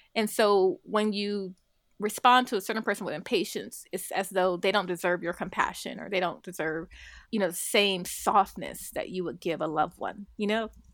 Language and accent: English; Compton, California, United States; growing up in Compton, you know, very adverse kind of economic circumstances